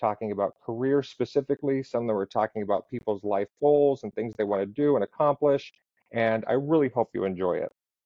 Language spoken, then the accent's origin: English; West Pittston, Pennsylvania, United States; also born or lived in Wyoming, Pennsylvania; now in Tampa, United States; I grew up in Wyoming and West Pittston, Pennsylvania